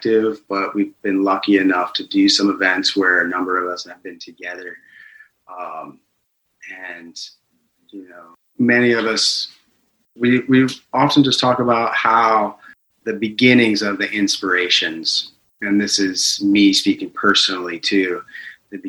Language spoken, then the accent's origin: English; Delaware, Ohio, United States; moved away as an adult; now in Atlanta, United States; I grew up in Delaware, Ohio, a small town north of Columbus.